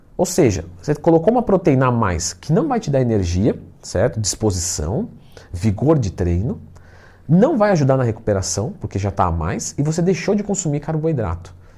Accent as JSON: {"language": "Portuguese", "region": "São Paulo", "country": "Brazil", "said": "eu sou paulista"}